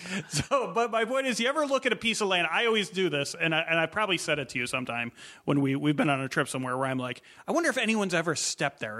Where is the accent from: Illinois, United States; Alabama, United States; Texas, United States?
Illinois, United States; moved away; I grew up in Illinois.